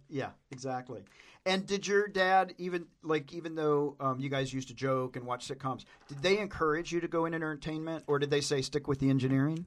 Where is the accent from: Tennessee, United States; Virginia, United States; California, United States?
Tennessee, United States; I'm from Tennessee